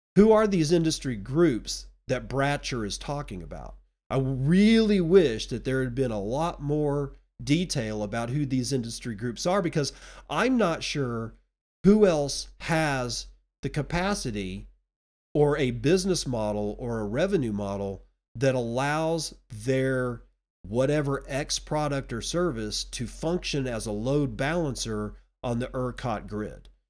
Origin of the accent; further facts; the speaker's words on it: Texas, United States; my home state of Texas